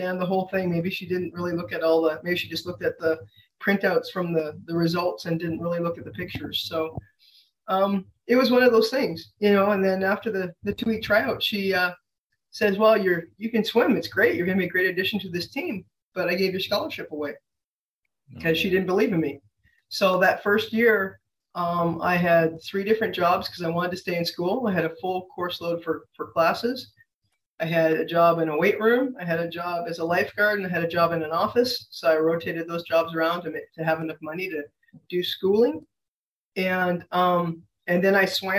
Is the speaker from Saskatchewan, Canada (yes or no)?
yes; Saskatchewan, Canada; moved away as an adult; also born or lived in Washington State; I'm from Canada